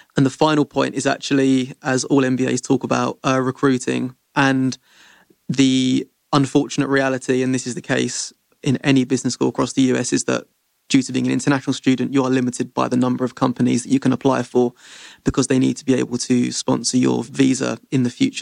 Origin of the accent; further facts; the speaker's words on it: London, United Kingdom; moved away as an adult; my hometown is London in the U K.